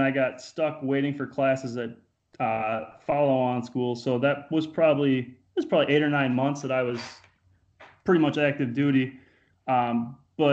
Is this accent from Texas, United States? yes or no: no; Iowa, United States; I'm from Iowa, too, so I'm all about the farm life.